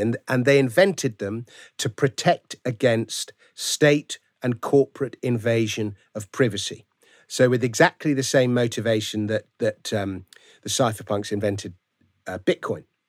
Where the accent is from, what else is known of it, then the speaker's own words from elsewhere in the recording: London, United Kingdom; I grew up in Fulham, so ah, okay. my local team is Fulham